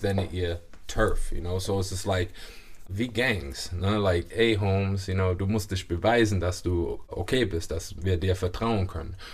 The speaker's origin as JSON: {"language": "German", "town": "Heddesheim", "region": "Baden-Württemberg", "country": "Germany", "tie": "born or raised there", "also_born_or_lived": "Mannheim / United States", "moved": "yes", "said": "Nein, ich bin in Mannheim geboren worden und acht Jahre lang in Heddesheim habe ich gelebt"}